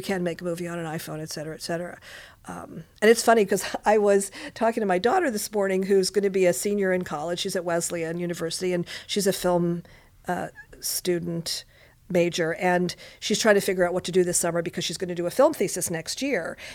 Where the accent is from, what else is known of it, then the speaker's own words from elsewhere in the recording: Montreal, Quebec, Canada; now in Los Angeles, United States; I was, uh, born and raised in Montreal, Quebec, Canada